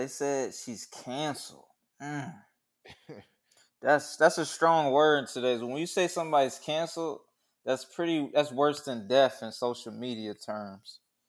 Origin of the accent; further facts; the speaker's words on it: Kansas, United States; Hey, man, I'm from Kansas. Bro. I'm from the Midwest, man.